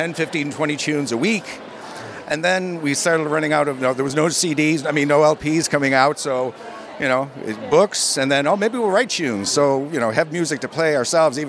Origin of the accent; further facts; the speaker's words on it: Chicago, Illinois, United States; tunes we learned growing up in Chicago